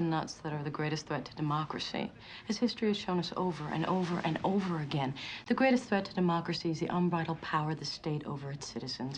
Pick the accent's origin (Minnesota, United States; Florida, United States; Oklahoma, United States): Florida, United States; growing up in Florida